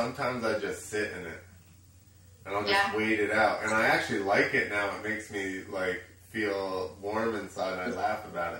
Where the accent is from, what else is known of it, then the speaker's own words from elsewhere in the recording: New Jersey, United States; moved away; I grew up in New Jersey.